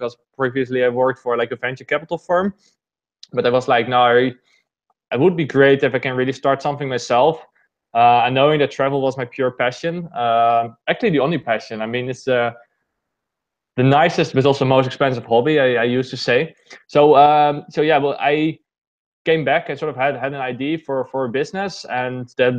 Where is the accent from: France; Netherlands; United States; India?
Netherlands; I'm basically born and raised in the Netherlands.